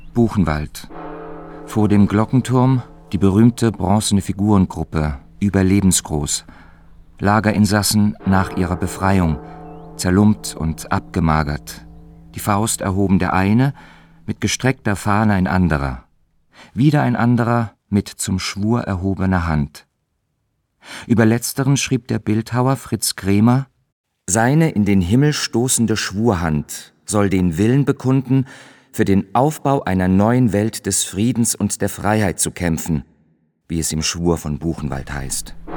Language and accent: German; Berlin, Germany; In meiner Kindheit im Ostberlin der 60er Jahre